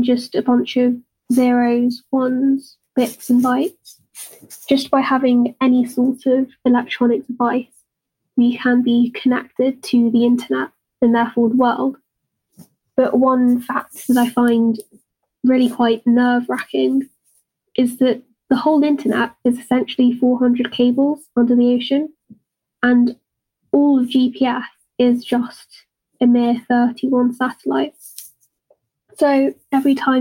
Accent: United Kingdom; accent: British; if you couldn't already tell by my accent, I'm British.

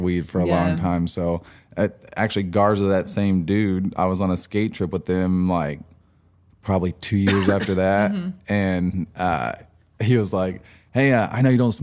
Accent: Frederick, Oklahoma, United States; also born or lived in Altus, Oklahoma; I grew up in Frederick from the time I was, I don't know, a baby

